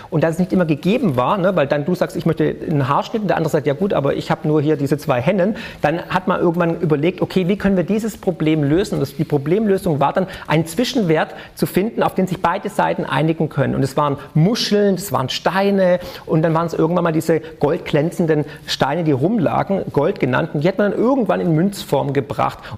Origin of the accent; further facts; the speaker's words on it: Baden-Württemberg, Germany; Ja, also ich auf jeden Fall ne, als Schwabe